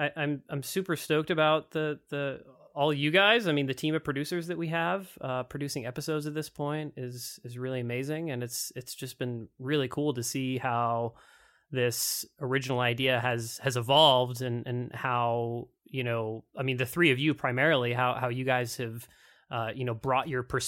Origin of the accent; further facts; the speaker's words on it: Massachusetts, United States; I grew up in Massachusetts, so I grew up in the Northeast. And when I moved out west, a lot of folks confused Idaho with Iowa.